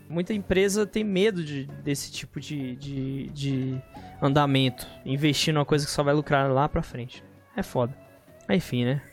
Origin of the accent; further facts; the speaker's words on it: Brasília, Federal District, Brazil; eu sou de Brasólia, mas você quer saber a cidade específica, né? No caso, se for a cidade especificamente, sou de Santa Maria